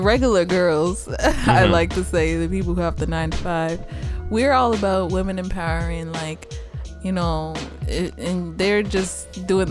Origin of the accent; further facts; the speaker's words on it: Chicago, Illinois, United States; moved away as an adult; I am from Chicago